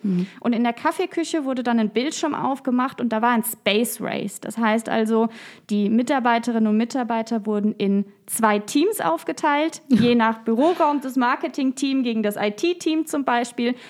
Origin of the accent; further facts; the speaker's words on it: Koblenz, Rhineland-Palatinate, Germany; Ich bin in Koblenz geboren, in Koblenz zur Schule gegangen. Ich habe in Koblenz studiert, jetzt promoviere ich in Koblenz.